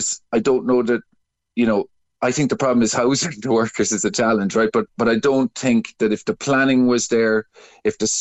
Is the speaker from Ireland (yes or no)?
yes; Cork, Munster, Ireland; I'm from Cork